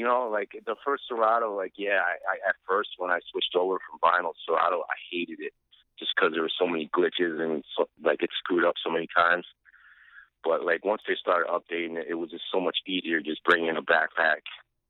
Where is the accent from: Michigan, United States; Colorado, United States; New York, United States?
New York, United States; Albany; moved away as an adult; now in Brooklyn, United States; I'm actually originally from Albany, New York.